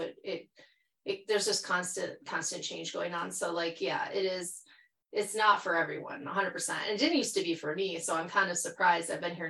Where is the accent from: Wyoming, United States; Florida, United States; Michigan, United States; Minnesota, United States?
Michigan, United States; moved away as an adult; also born or lived in Jackson, Michigan / Traverse City, Michigan / Ann Arbor, Michigan / Twentynine Palms, California; now in California, United States; at least where I'm from Michigan. So like a lot of my youth, I grew up in Jackson for half like my childhood. And then I went up to Traverse City, Michigan, and then Ann Arbor.